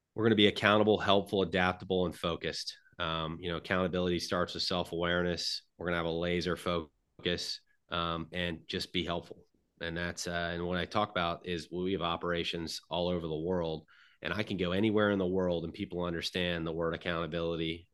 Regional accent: Middleburg, Florida, United States; I'm from Middleburg, Florida. It's a small town outside of Jacksonville

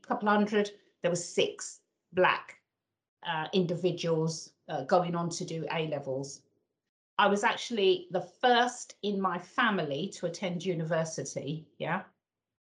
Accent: London, United Kingdom; moved away as an adult; also born or lived in Northamptonshire; I was born and brought up in the East End of London

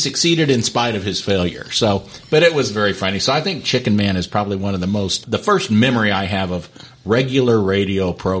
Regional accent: Jefferson City, Missouri, United States; growing up in Jeff City

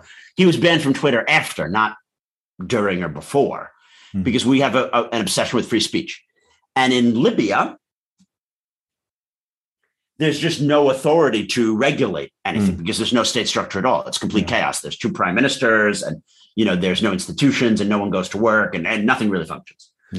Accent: New York, United States; I'm from New York and I've been taking this, you know, I drive back and forth once a month for the last 20 years.

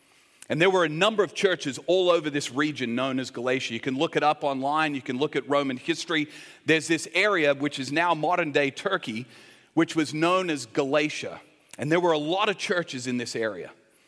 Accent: Australia; born there; When I was born here in Australia, but I was born to American parents. So I'm what they call a U.S. citizen born abroad.

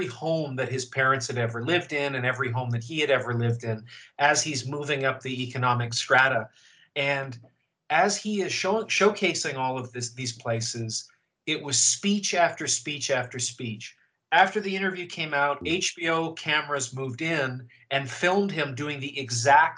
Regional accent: Canada; now in United States; I'm from Canada, where the BBC was very present

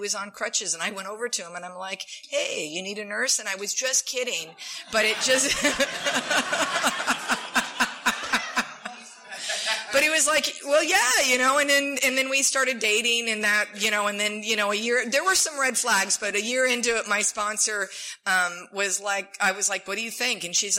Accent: San Diego, California, United States; born there; So I was born in San Diego.

